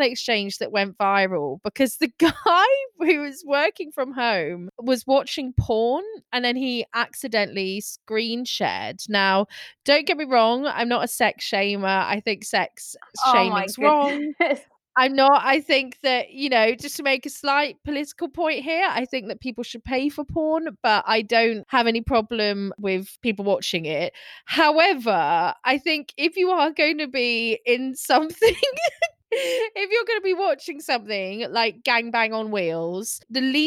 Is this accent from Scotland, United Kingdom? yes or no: yes; Scotland, United Kingdom; I'm Scottish